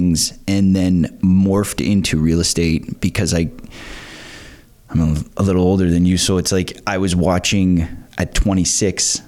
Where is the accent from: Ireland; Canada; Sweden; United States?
Canada; Pickering, Ontario; moved away as an adult; also born or lived in Scarborough / Brighton; now in Prince Edward County, Canada; I grew up in Pickering. So I was born in Scarborough, raised in Pickering